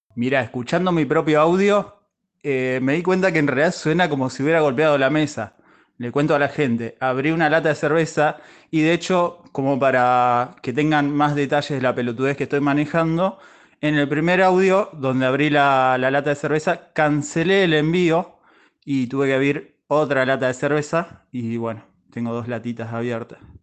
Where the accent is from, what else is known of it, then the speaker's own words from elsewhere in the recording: Necochea, Buenos Aires Province, Argentina; Nosotros somos de Necochea y en Necochea hay playas